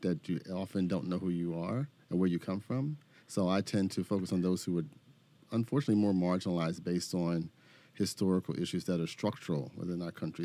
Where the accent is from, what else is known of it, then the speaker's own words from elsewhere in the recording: Philadelphia, Pennsylvania, United States; moved away as an adult; also born or lived in Detroit / Chicago; I'm from Philadelphia